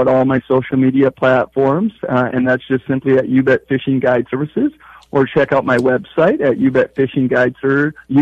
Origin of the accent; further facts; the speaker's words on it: Winthrop, Minnesota, United States; moved away as an adult; also born or lived in Bemidji, Minnesota; now in Park Rapids, United States; I'm originally from southern Minnesota, a small town called Winthrop